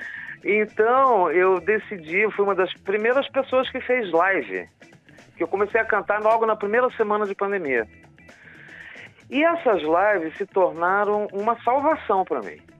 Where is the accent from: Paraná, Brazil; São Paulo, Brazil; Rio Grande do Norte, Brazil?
Paraná, Brazil; Curitiba; moved away; depois de 40 anos que eu saí daqui, né, da minha terra, né, da, da minha raiz